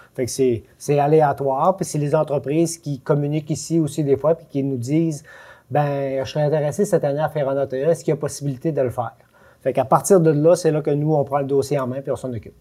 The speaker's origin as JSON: {"language": "French", "region": "Quebec", "country": "Canada", "said": "je viens du Lac-Saint-Jean"}